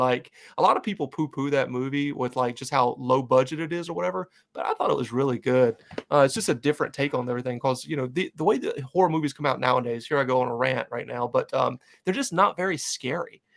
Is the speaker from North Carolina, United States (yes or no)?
yes; North Carolina, United States; moved away; when I'm down in North Carolina in my hometown, everybody knows me as the Michael Myers of Bethlehem Estates, which is where I grew up